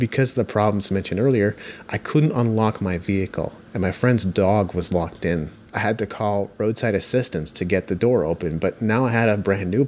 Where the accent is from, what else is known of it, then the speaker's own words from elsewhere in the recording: Japan; I grew up in Japan